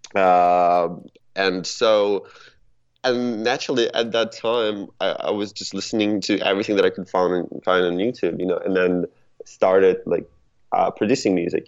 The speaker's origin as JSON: {"language": "English", "country": "Ukraine", "moved": "yes", "lives_now": "Los Angeles, United States", "said": "I'm not originally from around here. I'm I'm originally from uh, from Ukraine."}